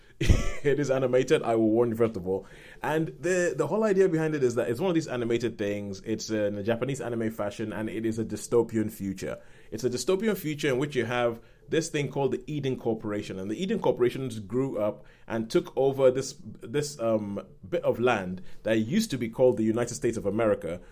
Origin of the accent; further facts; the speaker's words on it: Nigeria; moved away; some of my friends who I grew up with in Nigeria